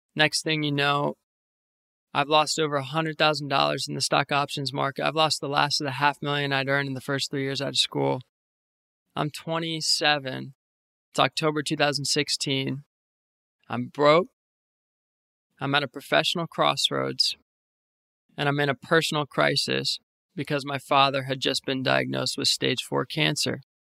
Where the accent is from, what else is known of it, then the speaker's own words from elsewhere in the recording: Northern Virginia, United States; moved away as an adult; now in New York City, United States; I was born and raised in Northern Virginia, about forty minutes west of Washington, D C. I grew up in the same house my whole life